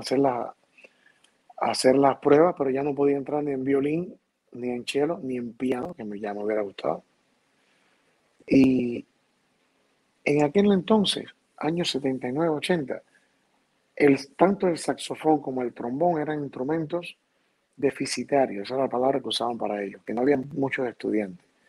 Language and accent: Spanish; Havana, Cuba; moved away as an adult; also born or lived in Valencia, Spain; me crié, me crié en La Habana realmente.